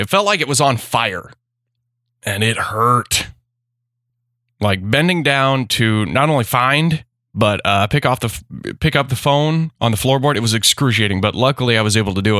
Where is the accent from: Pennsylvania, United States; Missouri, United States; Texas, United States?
Missouri, United States; Memphis; my hometown